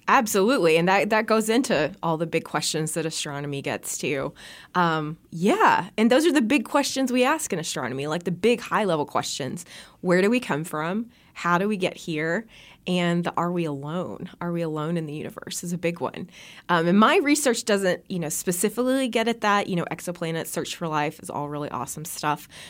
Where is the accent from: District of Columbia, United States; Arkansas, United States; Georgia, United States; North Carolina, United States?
Arkansas, United States; Bee Branch; born or raised there; moved away